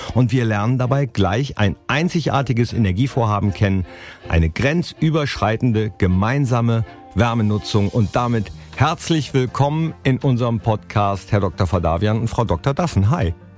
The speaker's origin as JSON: {"language": "German", "town": "Mönchengladbach", "region": "North Rhine-Westphalia", "country": "Germany", "said": "ich komme ja aus Mönchengladbach"}